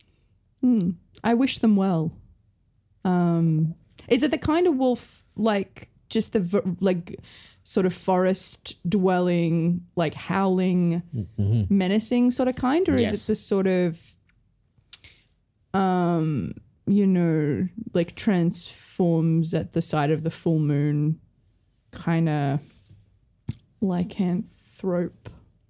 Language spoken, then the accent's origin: English; New Zealand; I'm from New Zealand.